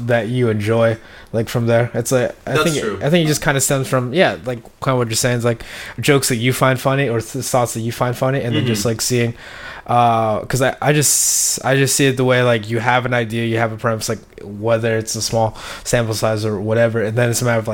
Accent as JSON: {"language": "English", "country": "Philippines", "said": "I'm from the Philippines"}